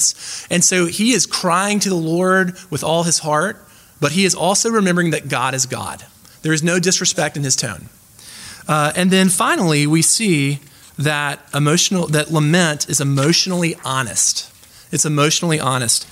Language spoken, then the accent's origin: English; the American South, United States; I'm from the American South